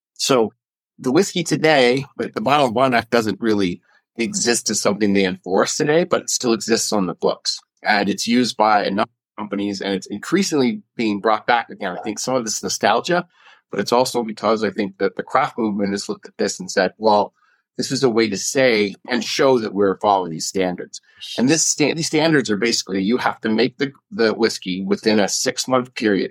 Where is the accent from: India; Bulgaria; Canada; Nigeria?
Canada; now in Colorado, United States; I grew up in Canada